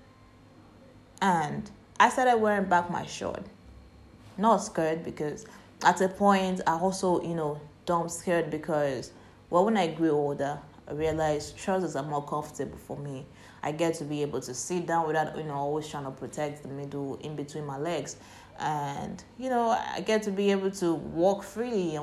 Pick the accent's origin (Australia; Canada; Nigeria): Nigeria; I grew up in Nigeria.